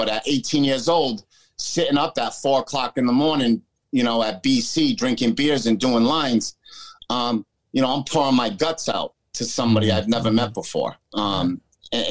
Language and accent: English; United States; born or raised there